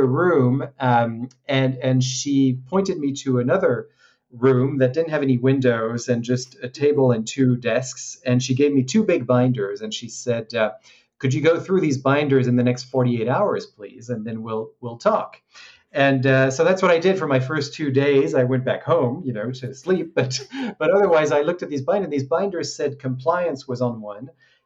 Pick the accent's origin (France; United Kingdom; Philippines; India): France; moved away as an adult; also born or lived in Hong Kong; I grew up in France, so I graduated in Paris